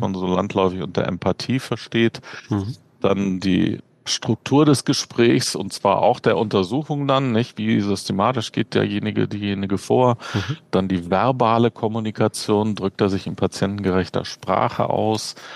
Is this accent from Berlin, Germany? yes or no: yes; Berlin, Germany; moved away as an adult; now in Bern, Switzerland; ich komme ursprünglich aus Berlin, wie man an meinem nicht schweizerischen Dialekt unschwer erkennen kann. äh, da, da, geboren und aufgewachsen, 45 Jahre gelebt